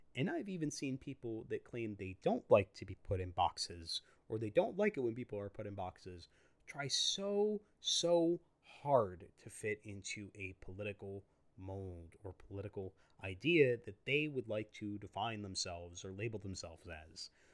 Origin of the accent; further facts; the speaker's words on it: United States; I'm an American citizen, I'm a U S citizen